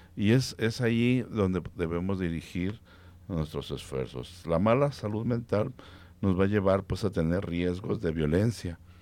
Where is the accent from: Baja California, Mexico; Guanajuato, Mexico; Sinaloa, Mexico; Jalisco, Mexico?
Jalisco, Mexico; Guadalajara; nosotros como tapatíos, como jaliscienses